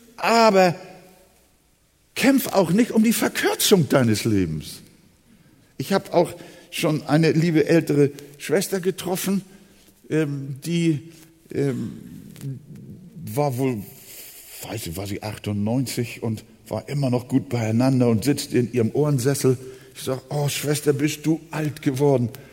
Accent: Hamburg, Germany; now in Quickborn, Germany; Wir wohnen ja draußen in äh, Quickborn, Schleswig-Holstein. Aber wir sind ja Hamburger, seit 1943 bin ich schon hier in Hamburg.

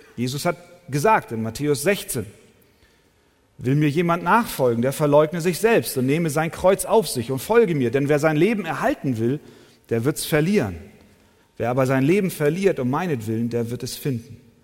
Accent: Hamburg, Germany; ich bin eher ein Stadtmensch, in den Straßenschluchten Hamburgs groß geworden

